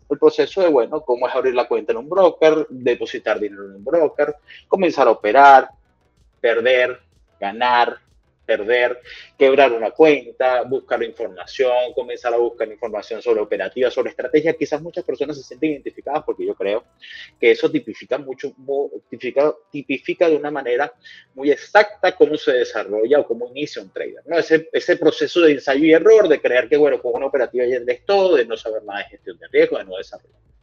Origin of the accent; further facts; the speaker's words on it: Venezuela; soy venezolano